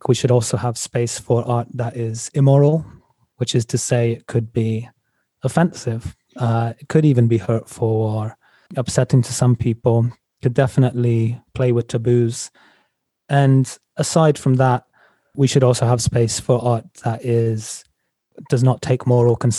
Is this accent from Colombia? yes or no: no; England, United Kingdom; now in United States; I grew up in England